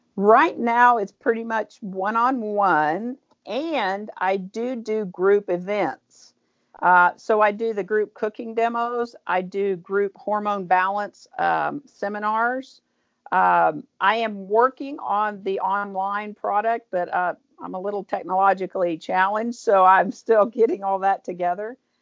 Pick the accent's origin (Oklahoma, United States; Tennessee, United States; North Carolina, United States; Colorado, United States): Oklahoma, United States; Tulsa; also born or lived in Owasso, Oklahoma; I grew up in Tulsa.